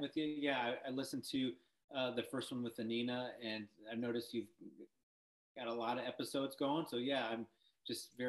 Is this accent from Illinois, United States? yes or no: yes; Decatur, Illinois, United States; I grew up in Decatur, Illinois